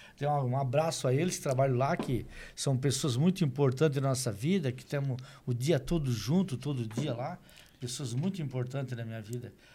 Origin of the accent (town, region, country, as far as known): Meleiro, Santa Catarina, Brazil; born or raised there; now in Criciúma, Brazil